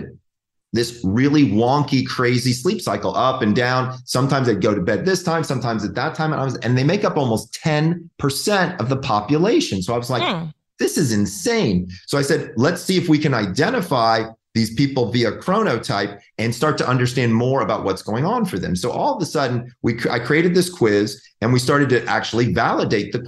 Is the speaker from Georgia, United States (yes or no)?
yes; Georgia, United States; now in California, United States; I'm from Georgia. Like, it's like old home for me.